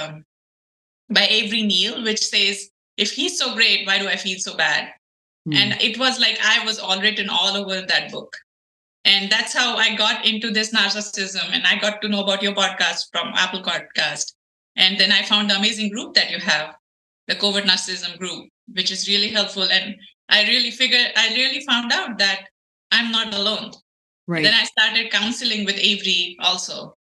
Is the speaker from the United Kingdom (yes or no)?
no; India; moved away as an adult; now in United States; So I'm an Indian. I was born and raised in India. I got to the United States after I got married.